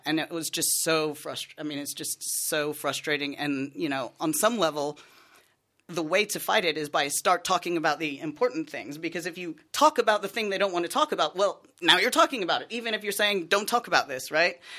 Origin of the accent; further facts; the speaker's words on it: United States; accent: American; moved away; I'm American, if you can't tell by my accent